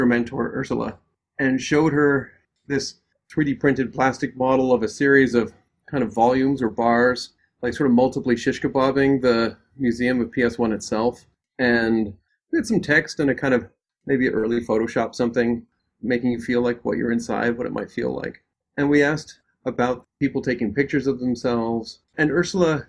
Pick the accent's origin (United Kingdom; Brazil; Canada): Canada; now in United States; As a Canadian who has witnessed racism in the built environment in Canada and here in the United States